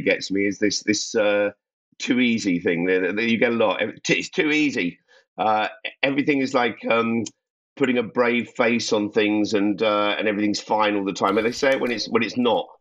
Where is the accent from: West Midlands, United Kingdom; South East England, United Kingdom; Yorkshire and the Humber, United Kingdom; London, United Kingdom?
London, United Kingdom; I'm a Londoner